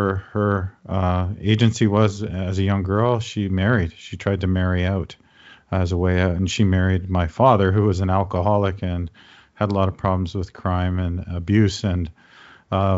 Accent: Toronto, Ontario, Canada; now in Hamilton, Canada; I grew up in the suburbs of Toronto.

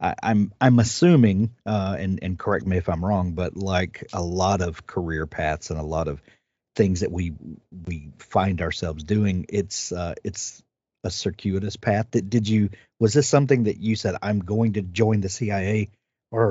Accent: South Mississippi, United States; I am from South Mississippi, and in Mississippi, we have a very rich literary heritage

